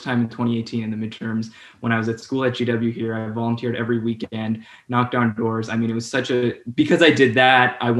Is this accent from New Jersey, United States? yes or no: no; Bay Area, California, United States; moved away as an adult; also born or lived in Northwest Florida; now in Washington, D.C., United States; I grew up in California in the Bay Area